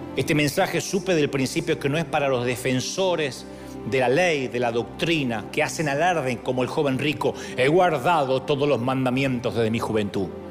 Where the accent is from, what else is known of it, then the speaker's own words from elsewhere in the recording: Argentina; moved away; allá en mi país